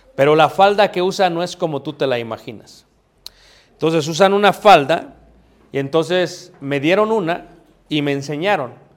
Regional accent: Mexico City, Mexico; yo también ahí crecí, mano, ahí nací

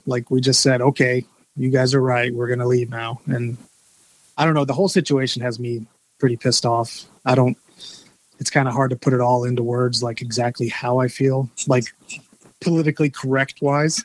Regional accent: Little Bern, Georgia, United States; I'm actually from Georgia

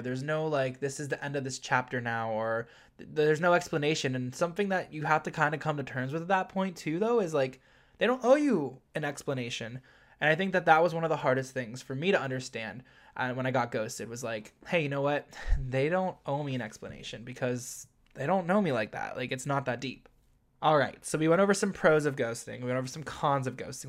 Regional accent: Ohio, United States; moved away as an adult; now in New York City, United States; I was born and raised in Ohio

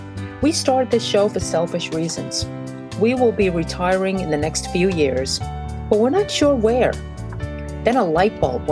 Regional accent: New York City, New York, United States; also born or lived in Brazil; I'm Asian, born in Brazil, and raised in Brooklyn.

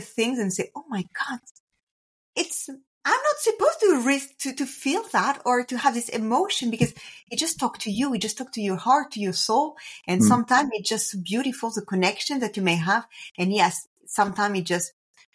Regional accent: France; English is a second language; I'm French, so apologize if I do any kind of mistakes or for my accent.

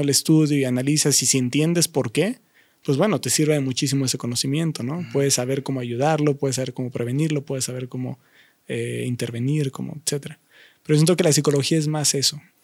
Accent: Mexico; nosotros como mexicanos

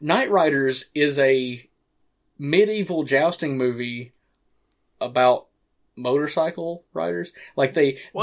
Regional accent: hometown where The Evil Dead was filmed, Tennessee, United States; the first movie being directed in my hometown, filmed in my hometown

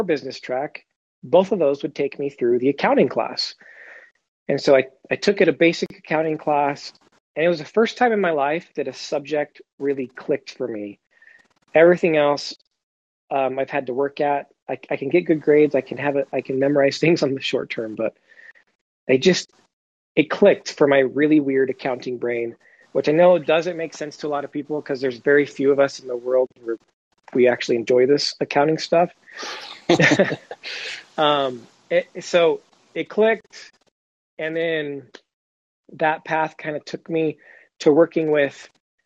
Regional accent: Huntington Beach, California, United States; moved away; also born or lived in Missouri; I grew up in Huntington Beach, California, before my dad retired and moved us to Missouri.

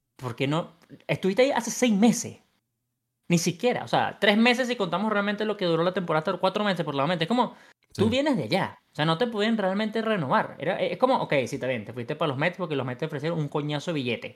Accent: Venezuela; soy venezolano y quiero el mío en Venezuela

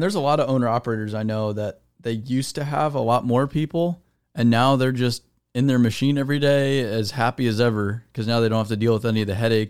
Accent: Arizona, United States; now in Tennessee, United States; I'm from Arizona. We don't have lakes. We don't have ponds. We don't have rain.

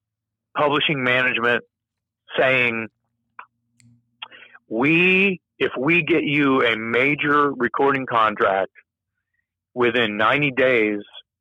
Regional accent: Texas, United States; And here we are, something different, being we're from Texas.

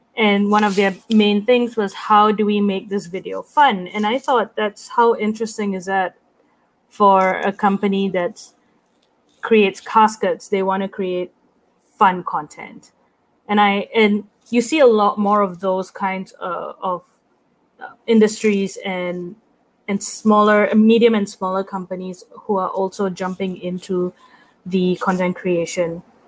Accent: Singapore; moved away as an adult; now in New York, United States; I'm from Singapore

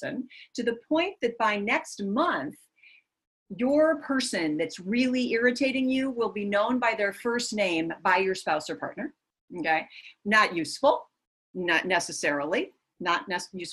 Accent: Minnesota, United States; moved away as an adult; I am from Minnesota. And in Minnesota, we are Minnesota nice.

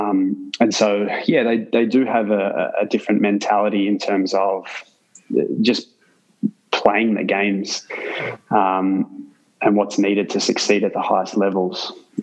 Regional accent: Canberra, Australian Capital Territory, Australia; I was born in Canberra, the capital city.

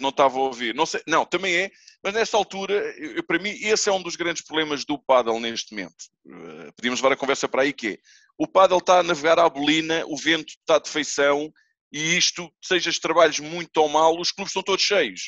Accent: Almada, Lisbon, Portugal; como eu fui criado lá. Eu sou da Almada, ali do Feijó

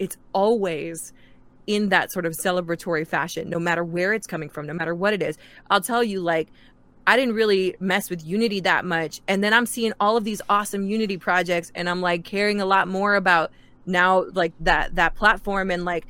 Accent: New York, United States; it's funny, I'm half Mexican. My dad is Mexican, but I was raised in New York.

